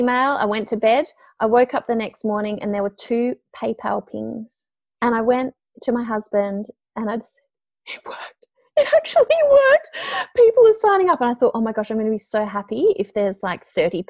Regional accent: Melbourne, Victoria, Australia; I'm from Melbourne and, you know, I'd worked for a multimedia production company here in Melbourne

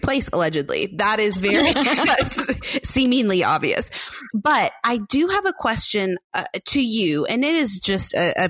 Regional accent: Mallorca, Balearic Islands, Spain; also born or lived in Boston, United States; I am from Mallorca. I grew up in Boston and my family lives in Mallorca.

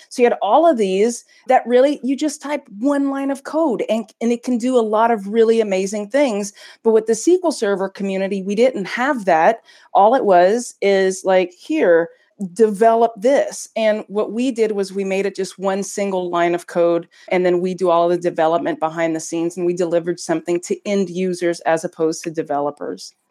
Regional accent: United States; now in Belgium; I'm an American working in Belgium

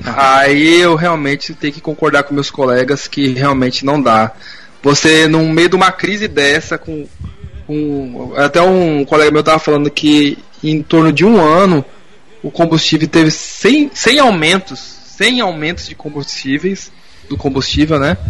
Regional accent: Rio Grande da Serra, São Paulo, Brazil; eu fui criado em Rio Grande da Serra

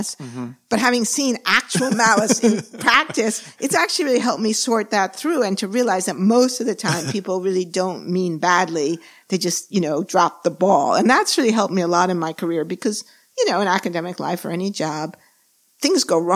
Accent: New York City, New York, United States; moved away; also born or lived in San Diego / California; I was born and raised in New York

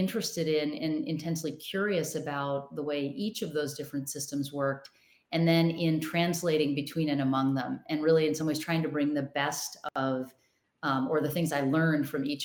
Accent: Rochester, Minnesota, United States; I grew up in Rochester, Minnesota.

